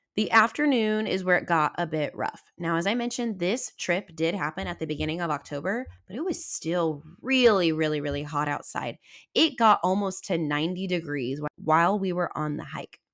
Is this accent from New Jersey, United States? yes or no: no; Southwest Missouri, United States; I'm from Southwest Missouri